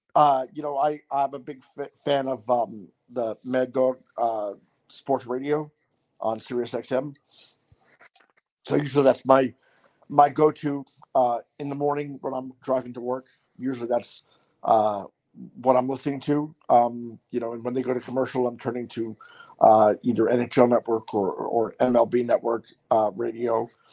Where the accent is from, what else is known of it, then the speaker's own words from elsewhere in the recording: Long Island, New York, United States; now in South Florida, United States; I'm from Long Island.